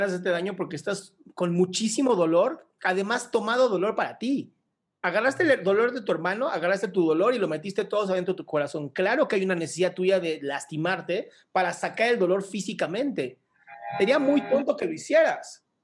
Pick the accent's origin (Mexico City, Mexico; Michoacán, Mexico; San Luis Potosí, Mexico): Mexico City, Mexico; Soy de la Ciudad de México.